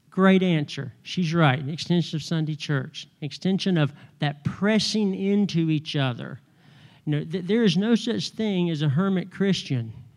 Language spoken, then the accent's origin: English; North Carolina, United States; moved away as an adult; I've been here thirty years and I'm still from North Carolina